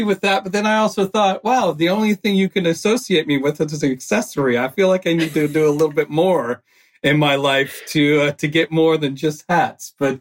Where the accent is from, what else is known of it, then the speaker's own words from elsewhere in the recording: Texas, United States; moved away as an adult; now in London, United Kingdom; I'm originally from Texas, as I said, an American